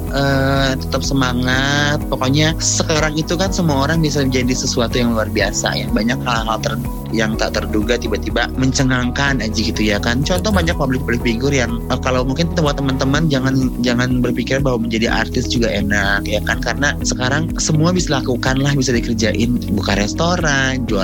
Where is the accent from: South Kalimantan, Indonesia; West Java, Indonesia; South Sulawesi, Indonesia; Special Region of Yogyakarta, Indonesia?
West Java, Indonesia; South Cianjur; aku tuh dari kalau kamu tahu kampung aku tuh kampung tuh jauh banget dari kota mm-hmm. dan benar kampung.